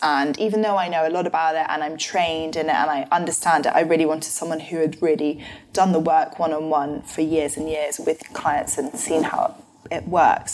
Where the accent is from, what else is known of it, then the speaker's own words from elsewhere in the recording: London, United Kingdom; my family are from New Zealand originally, but live in London. So I grew up in London my whole life.